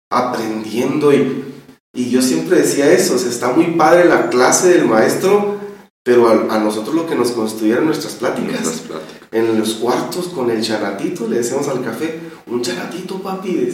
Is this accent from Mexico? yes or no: yes; Tijuana, Baja California, Mexico; yo soy de Tijuana.